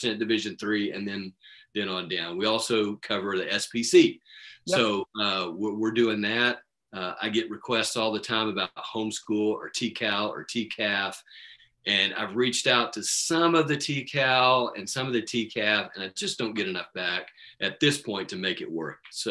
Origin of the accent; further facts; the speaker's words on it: Midland, Texas, United States; I grew up here in Midland playing baseball